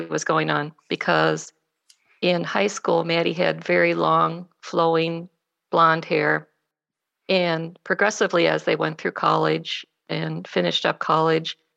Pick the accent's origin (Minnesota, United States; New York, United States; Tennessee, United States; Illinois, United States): Minnesota, United States; Columbia Heights; I grew up in Columbia Heights, Minnesota, which is a small suburb, a first-ring suburb of Minneapolis